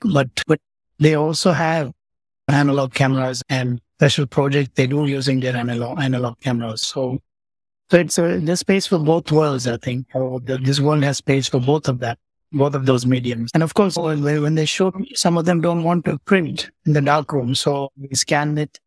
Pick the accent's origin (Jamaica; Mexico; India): India; Pondicherry, Puducherry; also born or lived in Coonoor, Tamil Nadu; I grew up in Pondicherry